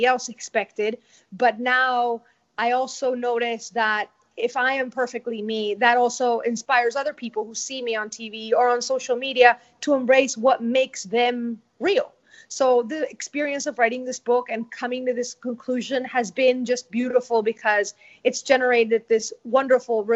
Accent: Venezuela; English is a second language; moved away as an adult; now in United States; my home country, Venezuela

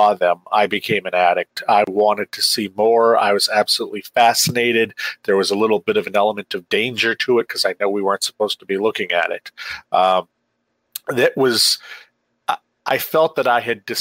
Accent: Maine, United States; I rose up in the ranks of journalism in Maine

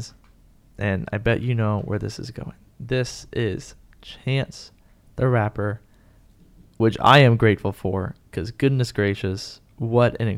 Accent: San Antonio, Texas, United States; now in Houston, United States; I was born and raised in San Antonio, shout out to the 210 one time

